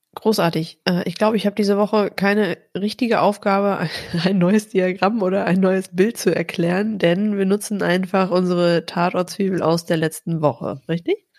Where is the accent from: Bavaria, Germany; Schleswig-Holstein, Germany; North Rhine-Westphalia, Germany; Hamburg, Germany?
North Rhine-Westphalia, Germany; ich komme aus Ostwestfalen, da hat man nicht so viel gelobt